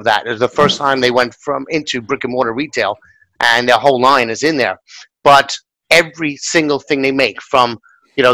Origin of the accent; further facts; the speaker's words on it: New York, United States; as a New Yorker